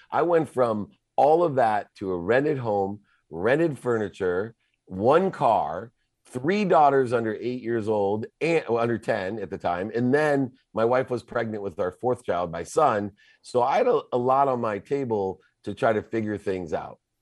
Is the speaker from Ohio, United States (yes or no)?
yes; Akron, Ohio, United States; moved away; also born or lived in Southern California; I was born in Akron, Ohio